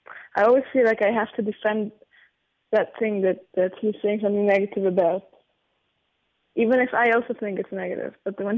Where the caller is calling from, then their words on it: Israel; From Israel.